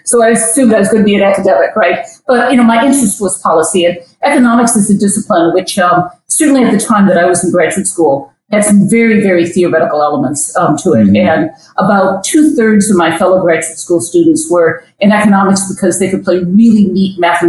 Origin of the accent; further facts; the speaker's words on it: St. Paul, Minnesota, United States; also born or lived in Missouri / Upper Peninsula of Michigan / East Lansing, Michigan; now in Madison, United States; to St. Paul, Minnesota. I went to junior high school, and college, University of Minnesota in St. Paul. So I think of myself as having grown up in the Twin Cities